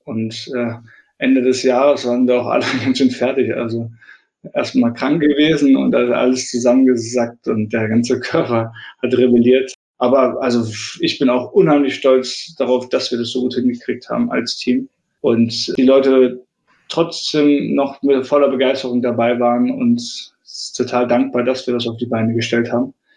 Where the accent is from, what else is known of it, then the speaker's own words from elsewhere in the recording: Leipzig, Saxony, Germany; in Leipzig, in meiner Heimatstadt